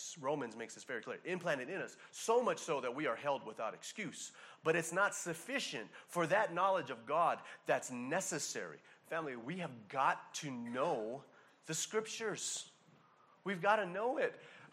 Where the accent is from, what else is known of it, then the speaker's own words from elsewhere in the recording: Hawaii, United States; a person born and raised in Hawaii